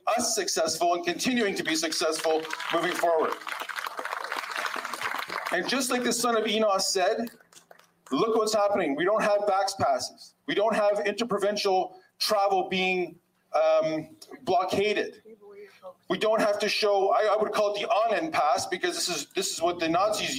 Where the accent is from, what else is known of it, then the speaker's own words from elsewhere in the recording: Canada; first generation born here. So I'm Canadian, actually, not Polish